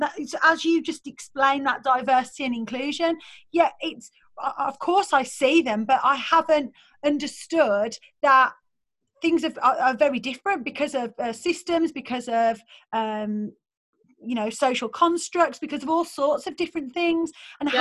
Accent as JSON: {"language": "English", "town": "Birmingham", "region": "West Midlands", "country": "United Kingdom", "accent": "Birmingham", "said": "in my Birmingham accent, I was like, I don't know, I'm just I'm from Birmingham"}